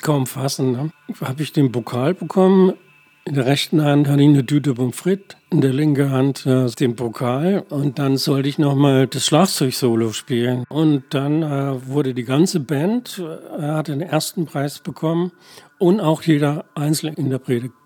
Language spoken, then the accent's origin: German; Würzburg, Bavaria, Germany; moved away; also born or lived in Berlin; Also ich komme aus Würzburg und äh, bin da in einem fränkischen Dorf bei Würzburg aufgewachsen